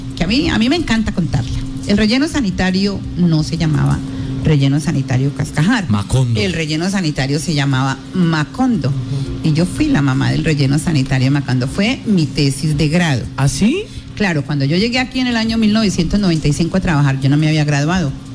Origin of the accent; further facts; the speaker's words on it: Sácama, Casanare, Colombia; also born or lived in Boyacá; now in Yopal, Colombia; un municipio como Sacama, que lo conozco porque es mi pueblo de crianza.